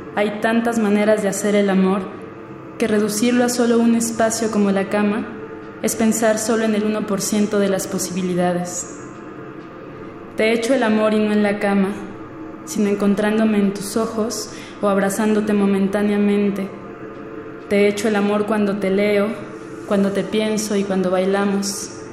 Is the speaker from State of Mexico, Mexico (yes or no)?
yes; Naucalpan de Juárez, State of Mexico, Mexico; now in Mexico City, Mexico; nací en el Estado de México, en Aucalpan de Juárez, pero actualmente radico en la Ciudad de México